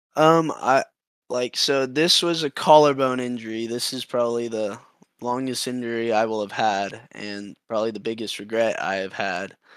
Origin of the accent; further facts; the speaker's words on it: Austin, Texas, United States; my hometown. I'm from here.